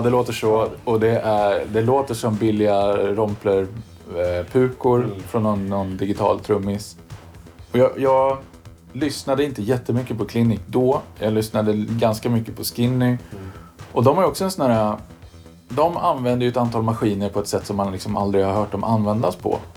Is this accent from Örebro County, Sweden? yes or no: yes; Karlskoga, Örebro County, Sweden; från Karlskoga och där var det ju nedlusat med syntare